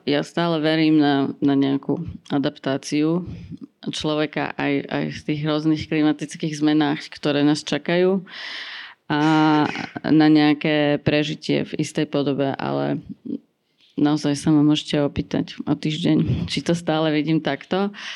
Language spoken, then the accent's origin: Slovak; Banská Bystrica, Banská Bystrica Region, Slovakia; Ja pochádzam z Banskej Bystrice